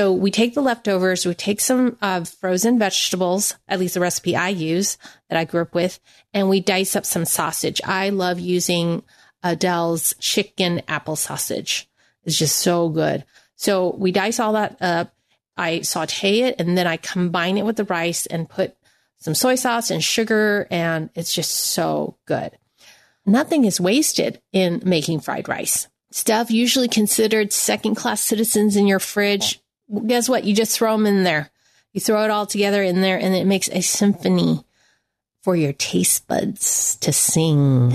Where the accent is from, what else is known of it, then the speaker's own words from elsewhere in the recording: United States; I am Chinese American